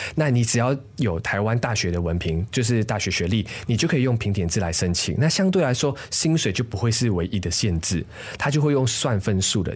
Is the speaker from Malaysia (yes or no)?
yes; Malaysia; moved away as an adult; now in Taiwan; 其实我是马来西亚人，当然对我自己来说，我的身份认同就没有问题，我觉得我就是马来西亚人